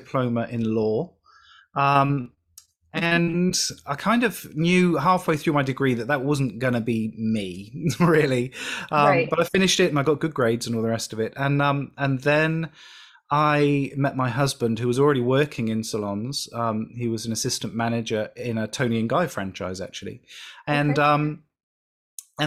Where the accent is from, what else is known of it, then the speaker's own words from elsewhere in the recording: United Kingdom; I'm British